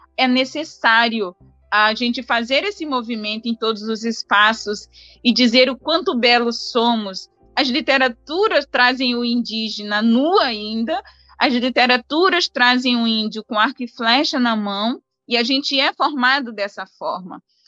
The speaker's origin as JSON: {"language": "Portuguese", "country": "Brazil", "said": "A gente se envergonha das nossas origens enquanto brasileiros"}